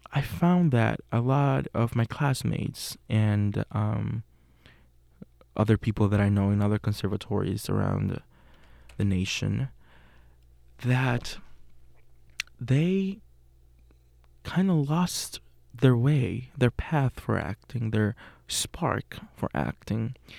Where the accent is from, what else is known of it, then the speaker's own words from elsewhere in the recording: Puerto Rico; English is a second language; moved away as an adult; now in Pittsburgh, United States; I'm from Puerto Rico. Uh, it's a little Caribbean island. I was born and raised there.